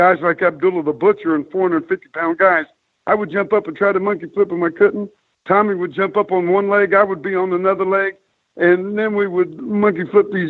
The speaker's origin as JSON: {"language": "English", "town": "Chillicothe", "region": "Ohio", "country": "United States", "tie": "born or raised there", "said": "as a six-year-old boy growing up in Chillicothe, Ohio"}